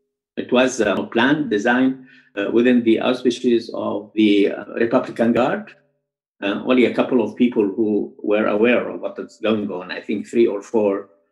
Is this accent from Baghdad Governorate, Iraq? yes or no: yes; Baghdad, Baghdad Governorate, Iraq; I am from Baghdad. I mean, even my family, you know, dated back in Baghdad something like 200, 300 years.